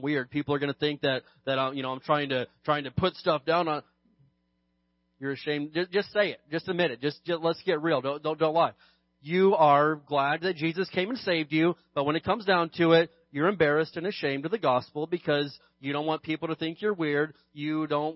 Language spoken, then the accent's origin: English; California, United States; I'm more proud of being a Christian than I am being a Californian